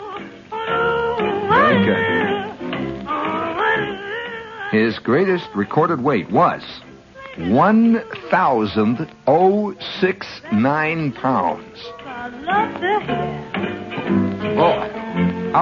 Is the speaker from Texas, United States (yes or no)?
no; Chicago, Illinois, United States; I'm from Illinois. You know, I was born in Chicago